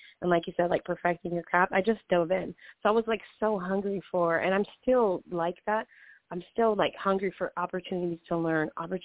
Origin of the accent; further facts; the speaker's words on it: Hawaii, United States; now in Los Angeles, United States; I grew up in Hawaii, so I was born and raised out there